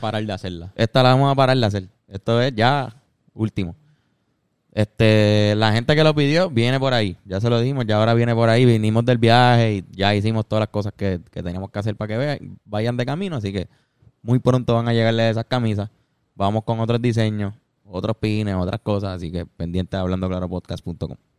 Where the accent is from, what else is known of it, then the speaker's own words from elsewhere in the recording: Puerto Rico; Nosotros como puertorriqueños